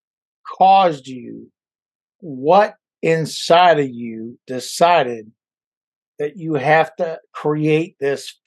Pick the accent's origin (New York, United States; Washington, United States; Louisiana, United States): Louisiana, United States; moved away as an adult; my whole life I was in the South, Louisiana, and until I joined the Marine Corps, that took me out of the South